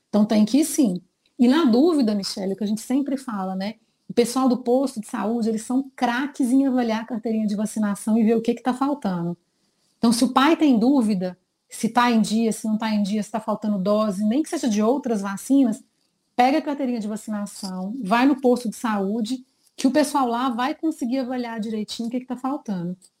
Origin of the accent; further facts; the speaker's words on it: Minas Gerais, Brazil; Sou de Minas, terrinha muito querida.